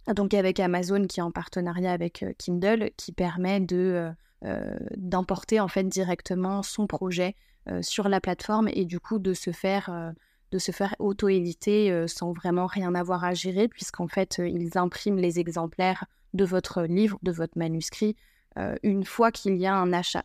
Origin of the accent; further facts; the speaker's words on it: northern France, France; je suis originaire du nord de la France